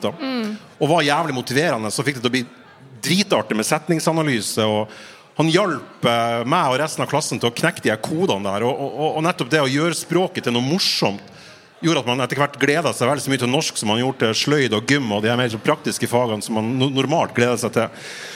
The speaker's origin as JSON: {"language": "Norwegian", "town": "Fauske", "region": "Nordland", "country": "Norway", "said": "jeg er fra Fauske i Nordland"}